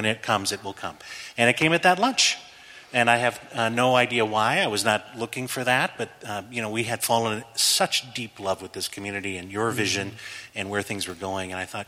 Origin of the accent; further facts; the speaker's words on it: the South, United States; accent: Southern; I went to school, but I went to school to lose my Southern accent.